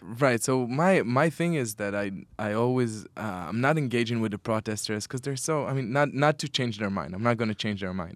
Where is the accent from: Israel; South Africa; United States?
Israel; Petah Tikva, Central District; now in Tel Aviv, Israel; I grew up in Petakhtikva